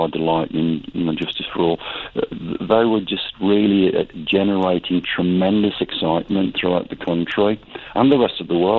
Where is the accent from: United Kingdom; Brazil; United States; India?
United Kingdom; being a British metalhead